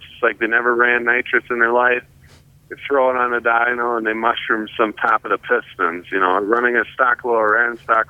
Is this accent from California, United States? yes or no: no; Campbellsport, Wisconsin, United States; also born or lived in Appleton, Wisconsin; I'm actually from Campbellsport, Wisconsin.